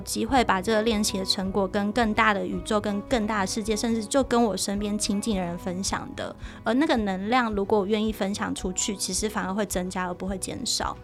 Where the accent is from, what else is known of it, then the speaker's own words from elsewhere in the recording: Taichung, Taiwan; moved away; 我是台中人，我回台中的时候，那个高铁大概有一个小时